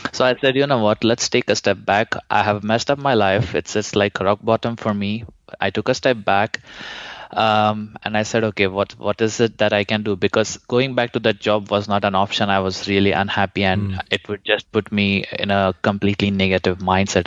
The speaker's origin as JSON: {"language": "English", "country": "India", "moved": "as an adult", "said": "I'm originally from India"}